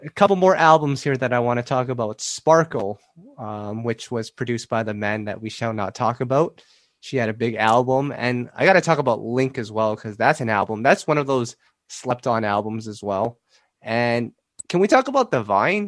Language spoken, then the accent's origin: English; Canada; I'm Canadian